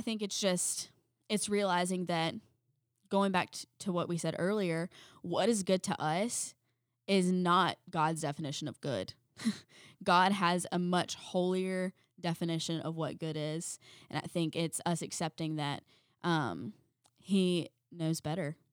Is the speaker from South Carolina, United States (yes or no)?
yes; South Carolina, United States; We're from South Carolina